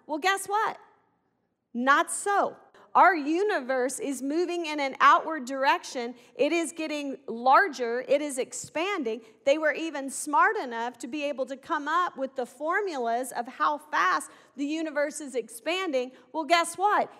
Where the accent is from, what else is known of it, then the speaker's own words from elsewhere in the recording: Arkansas, United States; I'm from Arkansas